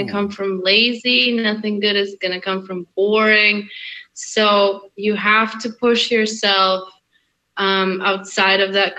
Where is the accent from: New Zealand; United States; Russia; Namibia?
Russia; moved away; also born or lived in Hungary; I was born in Hungary, I grew up in Russia